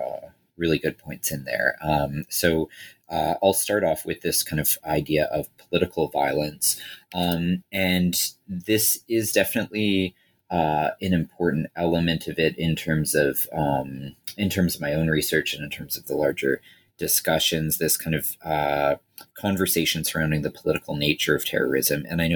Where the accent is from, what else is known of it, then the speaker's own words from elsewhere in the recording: Toronto, Ontario, Canada; as kind of a white kid growing, a white guy growing up in Toronto